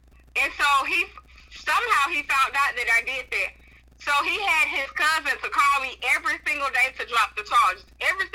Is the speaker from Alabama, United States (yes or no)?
yes; Alabama, United States; I'm from Alabama, so I live like southern part of Alabama, like on the Gulf Coast. I live there now, and that's where we moved